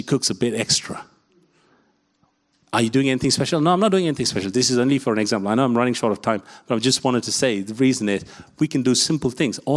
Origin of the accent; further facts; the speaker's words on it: India; I'm an Asian from India